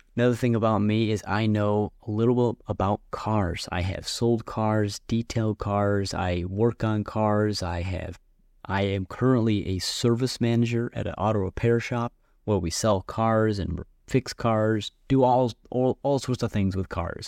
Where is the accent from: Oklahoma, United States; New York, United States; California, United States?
New York, United States; Buffalo; also born or lived in Sevierville, Tennessee; I went to Buffalo. I consider myself a Buffalonian